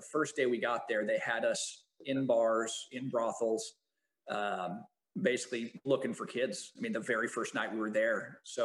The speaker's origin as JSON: {"language": "English", "town": "Champaign", "region": "Illinois", "country": "United States", "tie": "born or raised there", "also_born_or_lived": "Dominican Republic", "moved": "as an adult", "lives_now": "California, United States", "said": "came back to my hometown, Illinois, Champaign, Illinois"}